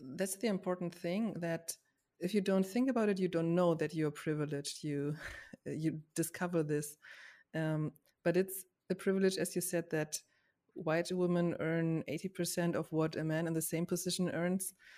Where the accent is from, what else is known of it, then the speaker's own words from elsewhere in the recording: Germany; I grew up in Germany with, as a white woman